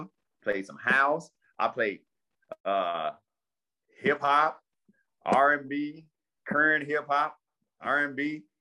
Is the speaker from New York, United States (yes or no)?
no; Ford Heights, Illinois, United States; also born or lived in Park Forest, Illinois / Matteson, Illinois; I grew up in Ford Heights.